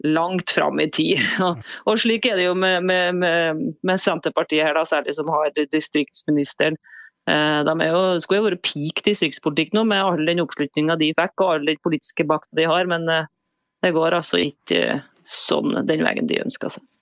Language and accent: Norwegian; Rindal, Møre og Romsdal, Norway; i min barndomsdal Rindal, der jeg vokste opp